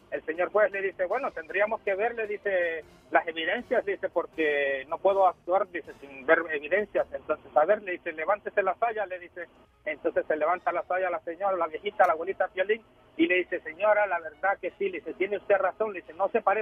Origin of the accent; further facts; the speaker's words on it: Honduras; now in Florida, United States; yo soy hondureño.